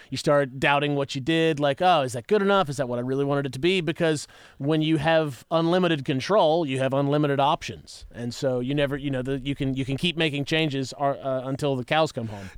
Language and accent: English; West Virginia, United States; now in Nashville, United States; I'm from West Virginia. I'm from the cold, cold mountains